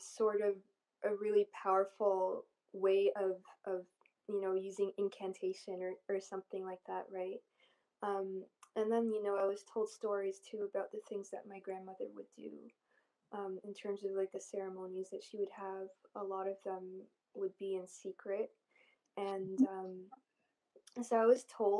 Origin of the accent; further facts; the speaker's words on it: Canada; also born or lived in Egypt; I was born in Egypt, and then after 2 years of me being born, my family came over to Canada